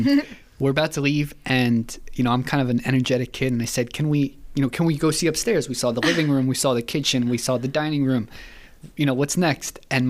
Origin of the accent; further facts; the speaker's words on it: Haddon Township, New Jersey, United States; I am 25 years old, aka a baby compared to the rest of the priests. I'm from Haddon Township, New Jersey.